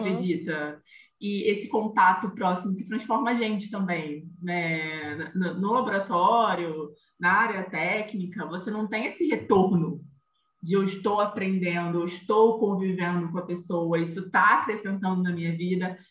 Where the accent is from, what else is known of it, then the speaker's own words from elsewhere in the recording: Rio de Janeiro, Brazil; accent: carioca; sou carioca, como o sotaque denuncia